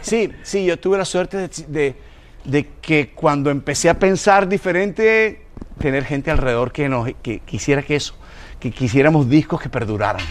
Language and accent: Spanish; Colombia